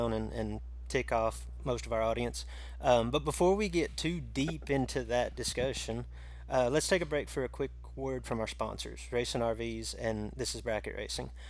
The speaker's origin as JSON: {"language": "English", "region": "Illinois", "country": "United States", "tie": "born or raised there", "said": "my home state of Illinois"}